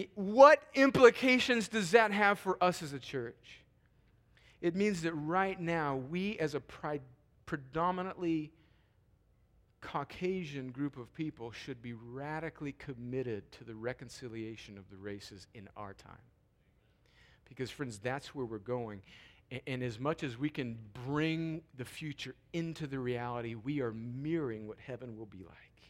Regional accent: United States; also born or lived in Columbus, Georgia; us as American Christians

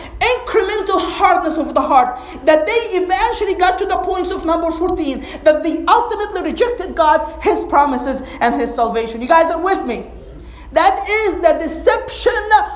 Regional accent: Egypt; moved away as an adult; now in United States; I grew up in Egypt. And we're very conservative, like as a society, as a culture. I came to the States when I was 22

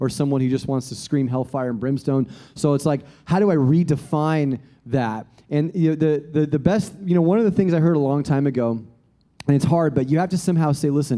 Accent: Australia; now in United States; I'm a European American, but I never refer to myself as European American because actually I'm an Australian American

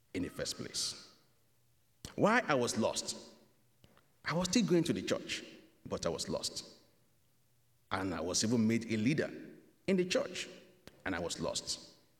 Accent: Nigeria; moved away as an adult; now in Canada; I am from Nigeria.

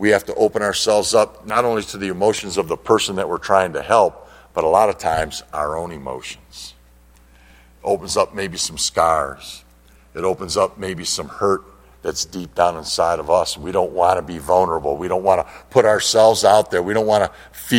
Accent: Detroit, Michigan, United States; now in Linden, United States; we grew up in the Detroit area

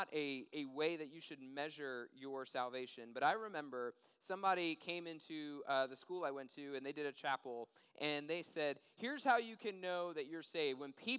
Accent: Washington, District of Columbia, United States; moved away; I grew up in Washington, D.C., and we get more snow than we get down here

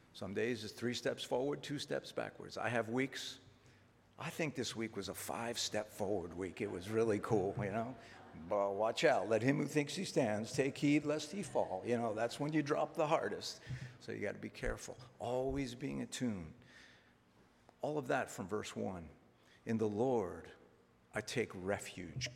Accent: Philadelphia, Pennsylvania, United States; moved away as an adult; now in Maine, United States; I'm from Philadelphia

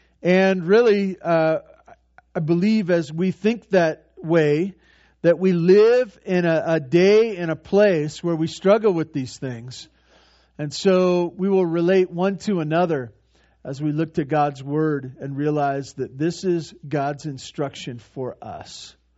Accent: Santa Barbara, California, United States; When I was growing up, I had one sister and mom and dad, and we grew up in over in Santa Barbara.

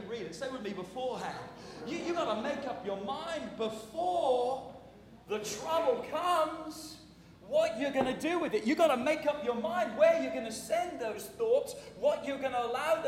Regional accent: England, United Kingdom; moved away; When I grew up in England

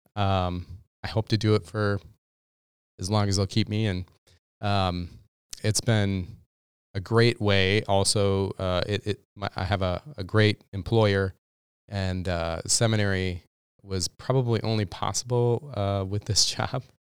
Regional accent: Minnesota, United States; also born or lived in Texas; being a Minnesotan

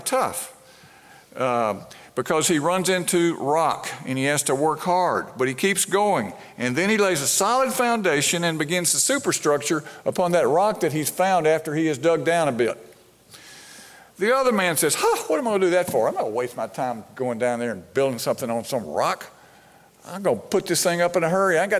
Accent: Brandon, Mississippi, United States; I grew up in Brandon, in the Brandon Presbyterian Church right outside of Jackson

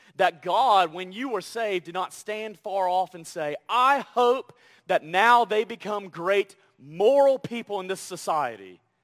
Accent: Deep South, United States; moved away; I'm from the Deep South

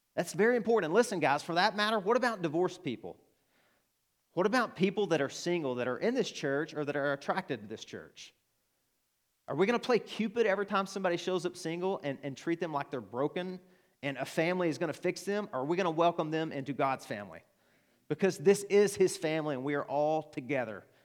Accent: Arkansas, United States; accent: Arkansan; that's my Arkansan accent.

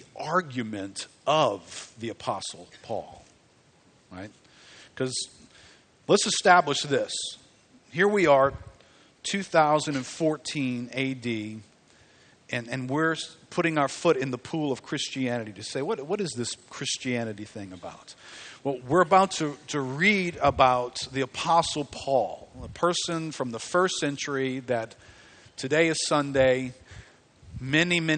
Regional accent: River Ridge, Louisiana, United States; It used to not have a name. Let's just call it Harahan because that's what I grew up around

